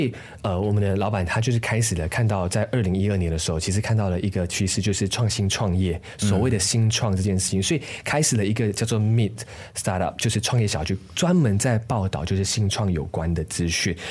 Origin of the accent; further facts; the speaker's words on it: Malaysia; moved away as an adult; now in Taiwan; 其实我是马来西亚人，当然对我自己来说，我的身份认同就没有问题，我觉得我就是马来西亚人